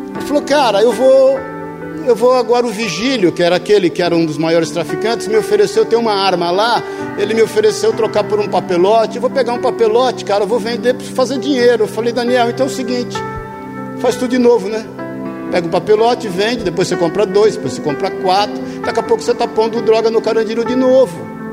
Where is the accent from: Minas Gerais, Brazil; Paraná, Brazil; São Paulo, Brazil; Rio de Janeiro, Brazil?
São Paulo, Brazil; ali no bairro do Limão, onde eu nasci, na Vila Santa Maria